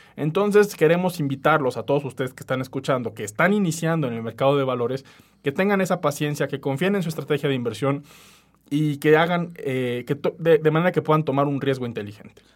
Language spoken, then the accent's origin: Spanish; Mexico; en México